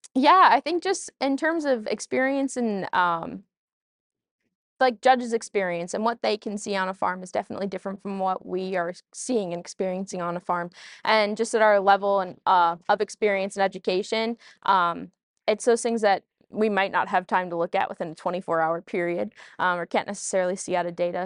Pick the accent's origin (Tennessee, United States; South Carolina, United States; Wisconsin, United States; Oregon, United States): Wisconsin, United States; Allenton; my hometown, Farmers Green in Feed and Allenton